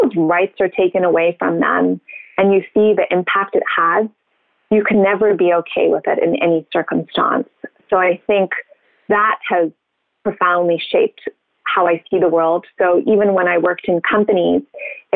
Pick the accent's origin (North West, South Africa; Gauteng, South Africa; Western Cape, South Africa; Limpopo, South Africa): Western Cape, South Africa; Cape Town; moved away as an adult; also born or lived in Zimbabwe; I was born in Zimbabwe, which is a country just above South Africa. And then I went to school in Cape Town, which is at the bottom point of South Africa. So high school and university